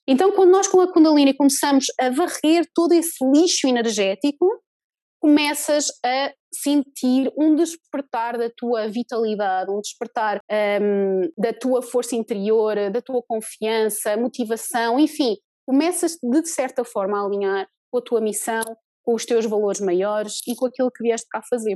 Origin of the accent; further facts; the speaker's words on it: Portugal; moved away as an adult; also born or lived in New Zealand; eu comecei a trabalhar cá em Portugal, mas em 2013 eu e meu marido saímos de Portugal